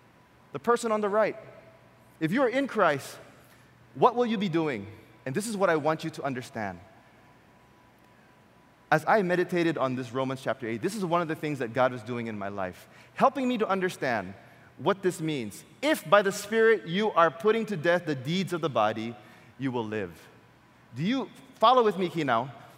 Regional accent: Quezon City, Metro Manila, Philippines; And in my mind, if I told them I came from Quezon City, they would send me back.

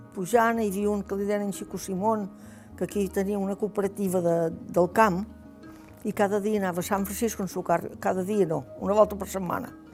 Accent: Formentera, Balearic Islands, Spain; Vaig néixer aquí a Formentera. Vaig néixer en aquesta caseta que hi ha ara

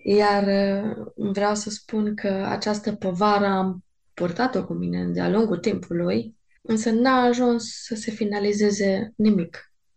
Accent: Târgu Mureș, Mureș County, Romania; Știu că încă eram la liceu, știu că în Târgu Mureș um, când se făcea evangelizări, eram prezent la evangelizări

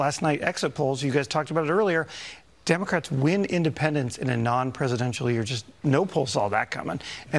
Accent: Montana, United States; my home state of Montana.

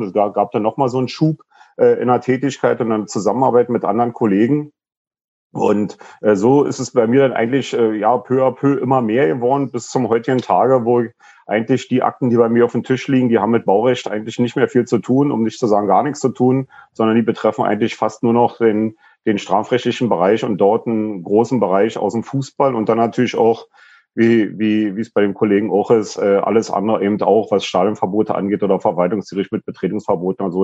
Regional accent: Berlin, Germany; ich bin in Lichtenberg groß geworden, Lichtenberg im Plattenbau, Frankfurter Allee Süd

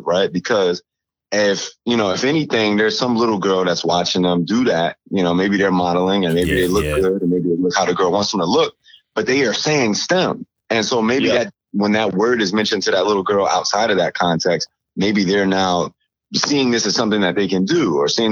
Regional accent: Chicago, Illinois, United States; growing up in Chicago

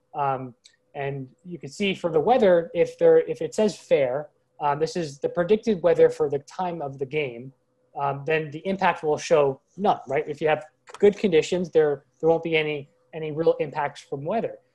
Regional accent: Long Island, New York, United States; I grew up on Long Island, New York, as a kid

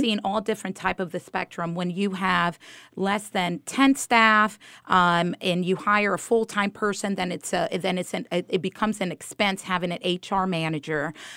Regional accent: Miami, Florida, United States; born or raised there; moved away as an adult; also born or lived in Dominican Republic; now in Georgia, United States

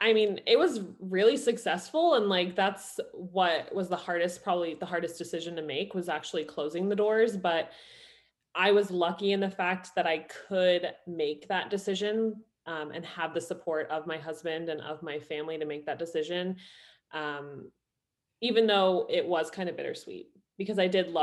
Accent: Ireland; also born or lived in New Jersey, United States; So I was born in New Jersey. My mom is Irish. So we moved to Ireland when I was 12, did high school, college, and I was a project manager at Yahoo in Ireland.

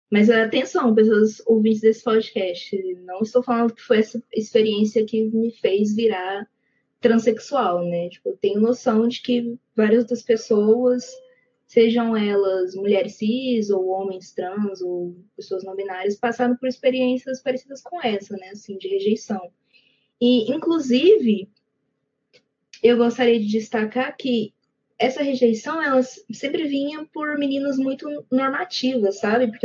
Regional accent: Ituiutaba, Minas Gerais, Brazil; also born or lived in Goiânia, Goiás; é um prazer estar aqui com vocês. Eu tenho 22 anos Nasci e cresci aqui em Tuiutaba, Minas Gerais, Pontal do Triângulo Mineiro

